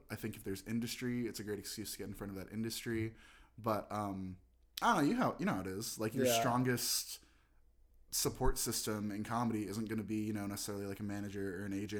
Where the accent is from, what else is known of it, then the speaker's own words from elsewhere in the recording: Los Angeles, California, United States; I'm born and raised in Los Angeles